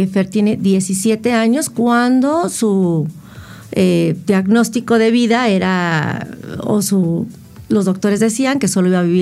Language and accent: Spanish; Mexico City, Mexico; Entonces yo soy de la Ciudad de México